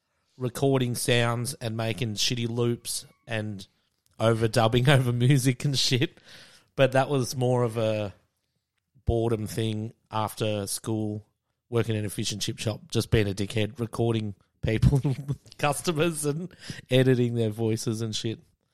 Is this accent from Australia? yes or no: yes; Frankston, Victoria, Australia; now in Brunswick, Australia; So, yeah, I grew up in Frankston. Everyone I know is down there. I moved up to Brunswick last year, so 2018.